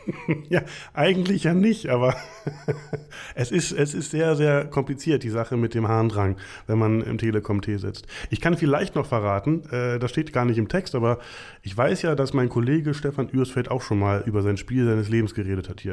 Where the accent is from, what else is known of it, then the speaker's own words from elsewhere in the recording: Potsdam, Brandenburg, Germany; moved away; also born or lived in Berlin / North Rhine-Westphalia; ich komme äh, aus, aus der DDR quasi, äh, bin da geboren worden in Potsdam